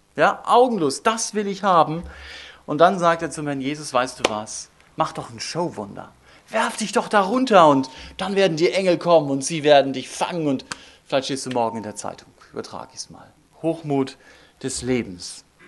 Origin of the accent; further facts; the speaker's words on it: Northern Germany, Germany; moved away; Ich komme aus Norddeutschland und wir haben dort oben in Kiel ein Denkmal